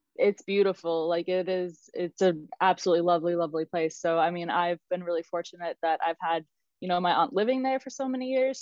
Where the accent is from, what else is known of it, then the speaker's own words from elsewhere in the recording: South Carolina, United States; moved away as an adult; also born or lived in Georgia; now in Austria; I grew up in South Carolina. So um, I was actually born in Georgia, but we moved when I was about two. So South Carolina has always been home for me